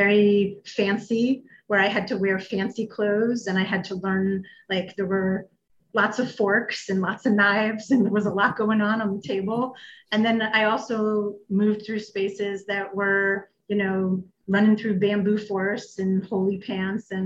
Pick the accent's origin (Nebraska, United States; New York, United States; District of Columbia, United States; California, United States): New York, United States; Westchester County; I grew up in Westchester County, north of New York City, upper middle class family